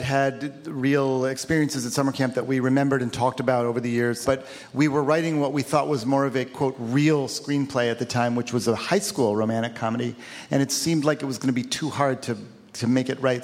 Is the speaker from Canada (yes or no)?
no; Cleveland, Ohio, United States; my hometown of Cleveland